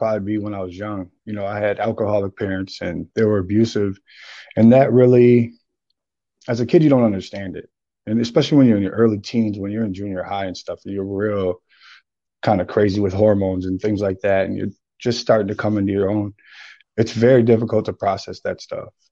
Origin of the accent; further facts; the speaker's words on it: St. Paul, Minnesota, United States; also born or lived in Texas; I'm from St. Paul, Minnesota. I was born and raised here.